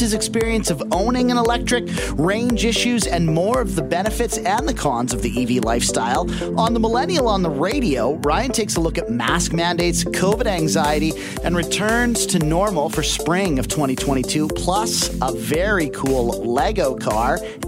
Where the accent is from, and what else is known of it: Canada